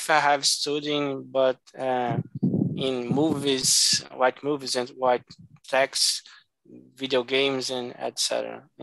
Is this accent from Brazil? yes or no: yes; Salvador, Bahia, Brazil; English is a second language; I'm from Salvador, Bahia